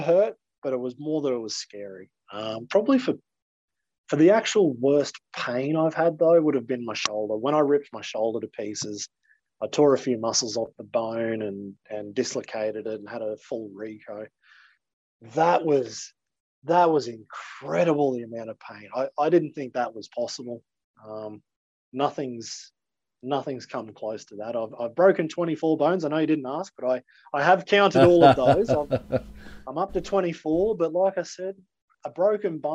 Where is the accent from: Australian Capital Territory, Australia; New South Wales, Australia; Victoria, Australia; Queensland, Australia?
Queensland, Australia; Maryborough; accent: Australian; first language English; my hometown in Maryborough